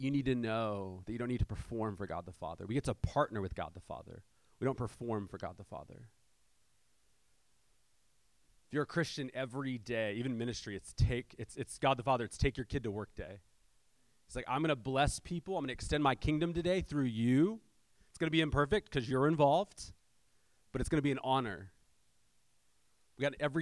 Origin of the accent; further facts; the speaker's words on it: San Diego, California, United States; I'm from South San Diego